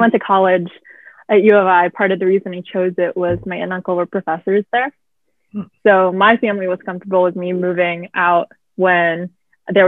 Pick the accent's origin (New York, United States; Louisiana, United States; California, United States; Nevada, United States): Nevada, United States; Las Vegas; also born or lived in Boston / San Diego / Midwest; now in Arlington, United States; I'm originally from Las Vegas